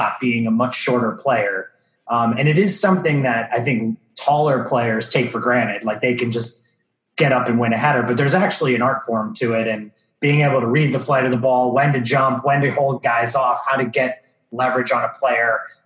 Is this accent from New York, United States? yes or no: yes; New York area, United States; It's just how we were raised in the New York area.